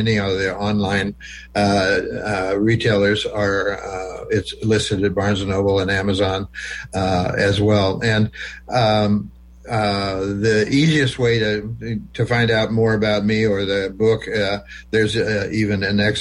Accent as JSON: {"language": "English", "region": "small town Nebraska near Wayne", "country": "United States", "tie": "born or raised there", "moved": "yes", "said": "that's 10 miles from my hometown"}